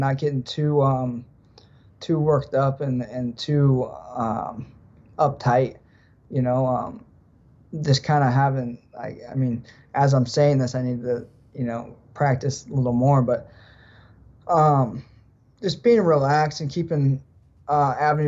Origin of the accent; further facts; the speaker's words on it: United States; there's three of us Americans